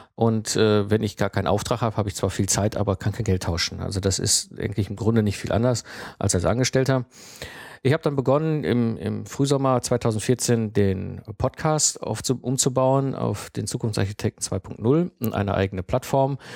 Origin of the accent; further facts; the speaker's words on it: Herdecke, North Rhine-Westphalia, Germany; 1974 geboren worden und aufgewachsen in Herdecke. Das ist ein kleiner Ort direkt in der Nähe von Dortmund.